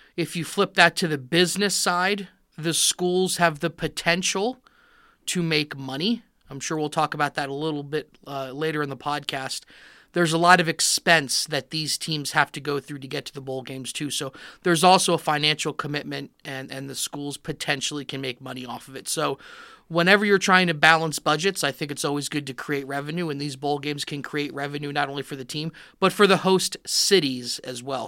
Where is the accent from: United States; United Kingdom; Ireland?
United States; Miami, Florida; I grew up in Miami, Florida